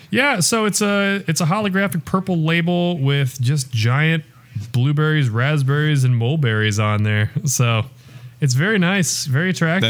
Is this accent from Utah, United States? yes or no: no; Iowa, United States; now in Kansas City, United States; Decorah is almost, I think, ninety minutes north of where I'm from.